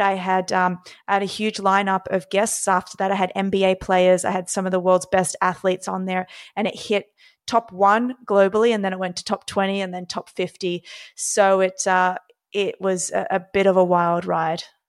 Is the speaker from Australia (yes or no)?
yes; Australia; now in New York City, United States; born and raised in Australia